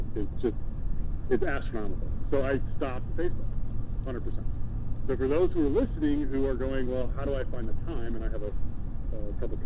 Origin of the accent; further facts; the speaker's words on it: United States; as an American citizen